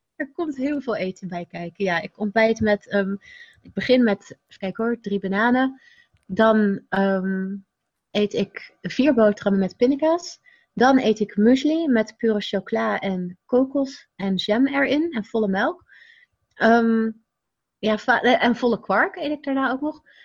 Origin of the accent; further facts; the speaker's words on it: Rotterdam, South Holland, Netherlands; de buurt waar ik opgroeide was wel heel druk. Rotterdam-Zuid, Pendrecht woonde ik